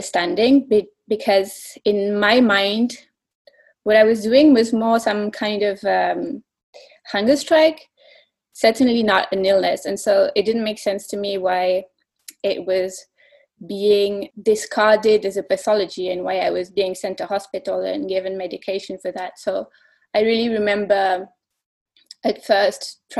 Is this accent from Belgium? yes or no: yes; Belgium; I'm from Belgium